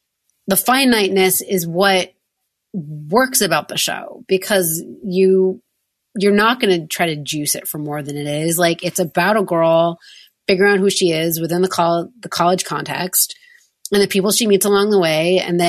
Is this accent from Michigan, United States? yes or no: no; outside of Manhattan, New York, United States; I grew up outside of Manhattan